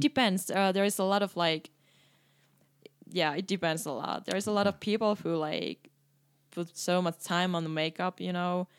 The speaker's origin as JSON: {"language": "English", "country": "Finland", "tie": "born or raised there", "second_language": "English", "moved": "as an adult", "lives_now": "Canada", "said": "I start to really appreciate more my home country when I start to travel more."}